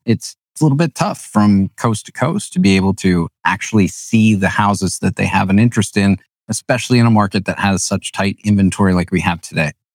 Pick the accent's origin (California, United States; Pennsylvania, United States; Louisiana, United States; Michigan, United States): Pennsylvania, United States; New Holland; I grew up in New Holland